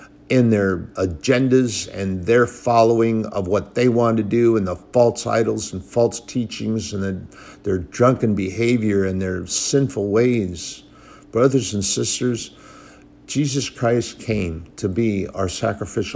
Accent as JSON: {"language": "English", "country": "United States", "said": "I'm a patriot. I'm an American"}